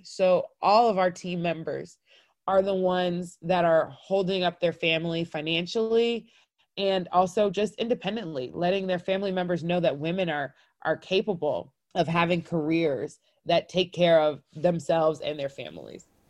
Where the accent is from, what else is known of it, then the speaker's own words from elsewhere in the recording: North Cobb, Georgia, United States; I grew up in North Cobb. We were the only black family in the neighborhood